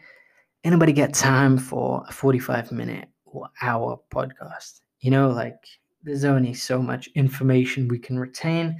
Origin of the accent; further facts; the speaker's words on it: India; I am Indian, so we bargain like crazy